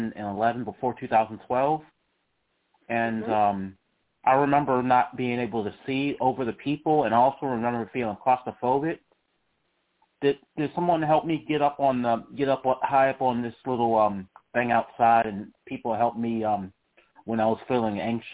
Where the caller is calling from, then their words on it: Charlottesville, Virginia, United States; Charlottesville, Virginia.